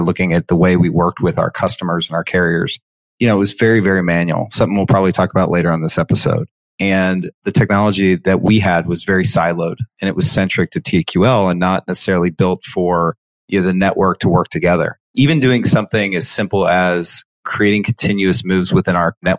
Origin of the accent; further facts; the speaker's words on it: Cincinnati, Ohio, United States; I actually am born and raised in Cincinnati, Ohio